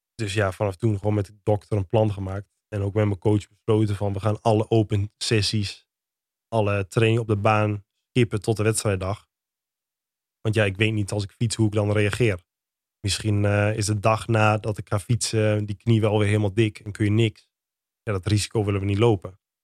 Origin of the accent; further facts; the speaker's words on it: Lutten, Overijssel, Netherlands; also born or lived in Dedemsvaart; in Deemsvaart of in Lutten. Waar ik ben opgegroeid.